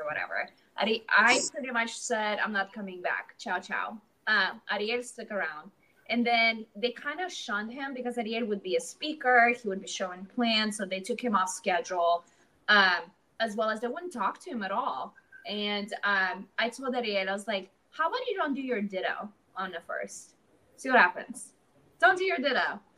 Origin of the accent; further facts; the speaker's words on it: Latvia; now in Atlanta, United States; I'm from Latvia originally. I moved here 12 years ago